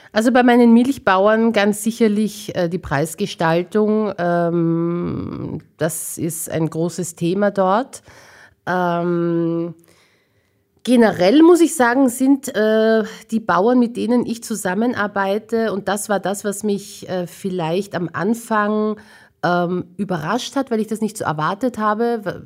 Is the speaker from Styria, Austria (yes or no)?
no; Vienna, Austria; ich bin in Wien geboren und aufgewachsen. Ich bin schon mit Leib und Seele Wienerin